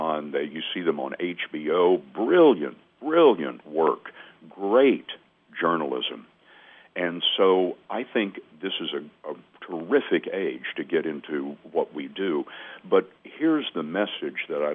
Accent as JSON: {"language": "English", "town": "Lubbock", "region": "Texas", "country": "United States", "tie": "born or raised there", "moved": "yes", "said": "the 90,000 daily paper in my hometown of Lubbock, Texas"}